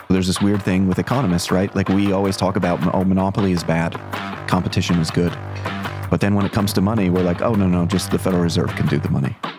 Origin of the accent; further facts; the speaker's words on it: Ohio, United States; I grew up in Ohio